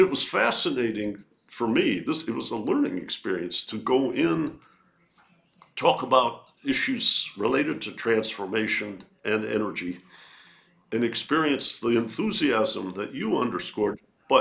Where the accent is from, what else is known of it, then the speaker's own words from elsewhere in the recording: Detroit, Michigan, United States; moved away; I grew up in Detroit and still have a lot of friends in Michigan